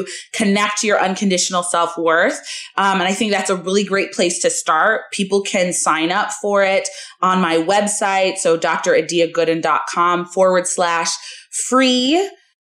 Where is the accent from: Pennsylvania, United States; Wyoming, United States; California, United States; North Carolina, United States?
California, United States; Southern; now in Chicago, United States; so we live in Chicago. I'm from Southern California